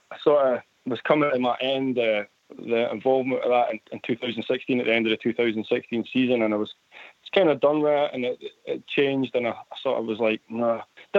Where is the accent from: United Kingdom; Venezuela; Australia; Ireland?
United Kingdom; Edinburgh, Scotland; I'm from Edinburgh over in Scotland.